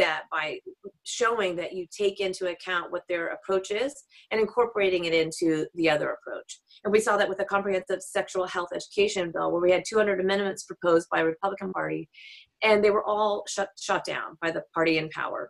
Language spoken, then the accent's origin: English; Texas, United States; also born or lived in Washington, D.C.; now in Seattle, United States; having grown up in Texas